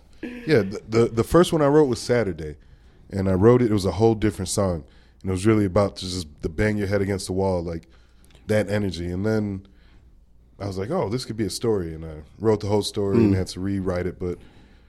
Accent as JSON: {"language": "English", "town": "Chicago", "region": "Illinois", "country": "United States", "moved": "yes", "said": "I'm from Chicago."}